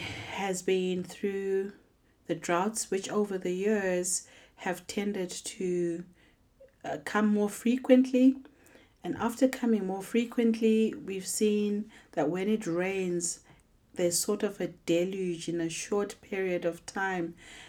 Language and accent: English; Zimbabwe; I'm visiting from Zimbabwe.